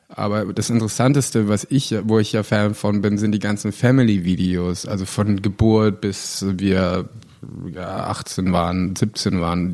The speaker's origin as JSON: {"language": "German", "country": "Germany", "said": "ich bin Deutscher und sage, ich bin Schauspieler"}